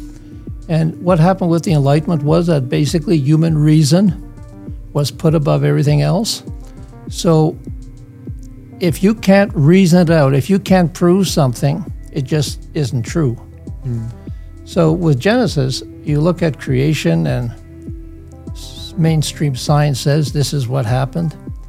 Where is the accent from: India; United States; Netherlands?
Netherlands; moved away; also born or lived in Hamilton, Canada; I was born in the Netherlands in 1946